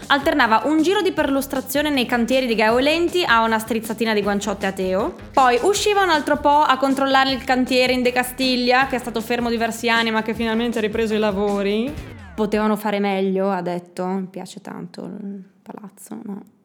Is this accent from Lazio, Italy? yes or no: no; Friuli-Venezia Giulia, Italy; moved away; siamo friulani